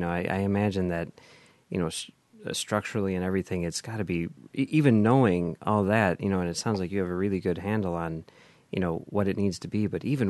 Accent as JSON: {"language": "English", "town": "Chicago", "region": "Illinois", "country": "United States", "tie": "born or raised there", "said": "We're from Chicago, you know, we've grown up in the city"}